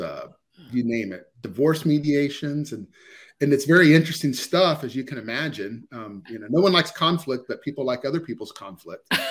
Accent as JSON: {"language": "English", "region": "Ohio", "country": "United States", "tie": "born or raised there", "said": "I'm born and raised in Ohio, so I'm in the Ohio area"}